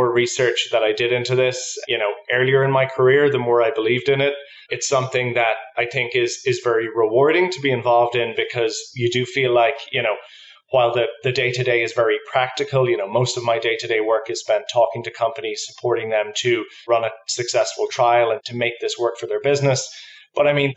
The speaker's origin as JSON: {"language": "English", "country": "Ireland", "moved": "as an adult", "lives_now": "New York, United States", "said": "I'm from Ireland, so just moved here in September."}